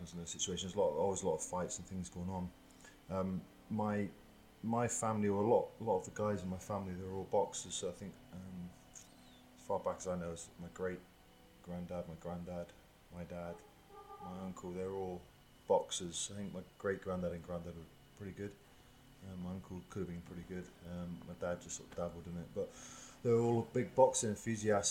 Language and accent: English; Tavistock, South West England, United Kingdom; I was brought up in Tavistock, which is about 20 miles out in the country, a little bit, little town.